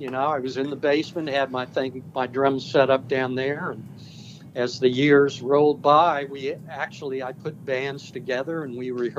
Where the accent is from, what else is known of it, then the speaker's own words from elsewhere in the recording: Kansas City, Missouri, United States; a place where I was born in Kansas City, Missouri, and in the States.